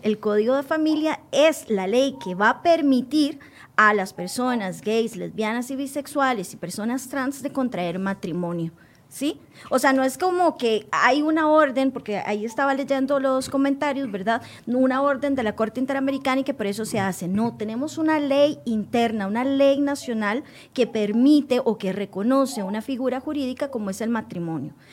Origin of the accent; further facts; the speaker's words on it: Costa Rica; como ciudadana costarricense